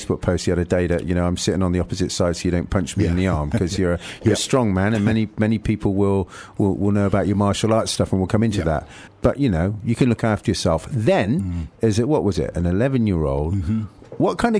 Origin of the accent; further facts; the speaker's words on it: Nottingham, East Midlands, United Kingdom; when we were younger, growing up in Nottingham.